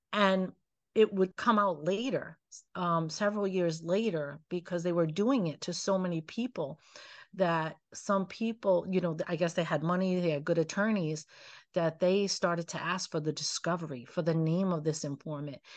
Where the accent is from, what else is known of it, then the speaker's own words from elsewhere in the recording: Pawtucket, Rhode Island, United States; growing up in Pawtucket